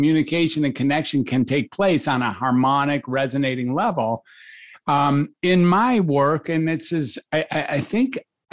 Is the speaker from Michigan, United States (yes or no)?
yes; Detroit, Michigan, United States; also born or lived in Ann Arbor, Michigan; I grew up in Detroit and I went to the University of Michigan